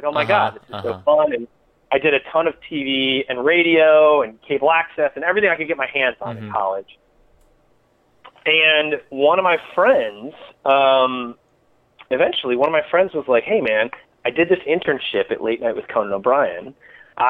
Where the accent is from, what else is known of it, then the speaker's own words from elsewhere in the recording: Ann Arbor, Michigan, United States; moved away; I'm from Michigan, from Ann Arbor